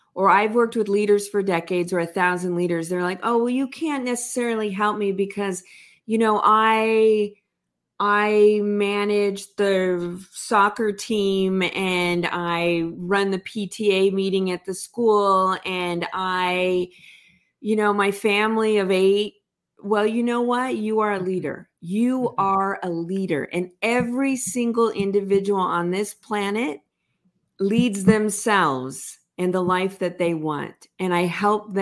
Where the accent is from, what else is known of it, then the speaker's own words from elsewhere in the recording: Los Angeles, California, United States; also born or lived in San Diego / Orange County; I grew up in Los Angeles